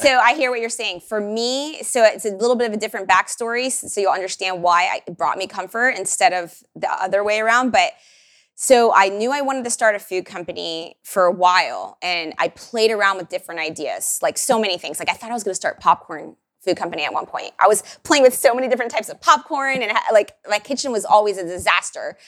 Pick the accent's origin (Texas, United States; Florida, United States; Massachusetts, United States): Florida, United States; Miami; moved away as an adult; now in Austin, United States; I didn't grow up with queso, by the way. I'm from Miami